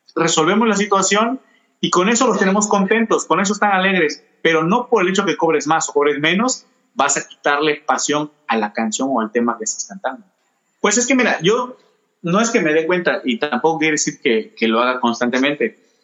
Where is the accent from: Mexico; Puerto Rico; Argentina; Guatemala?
Mexico; El Espinal; aquí en, mi pueblo, yo soy del Espinal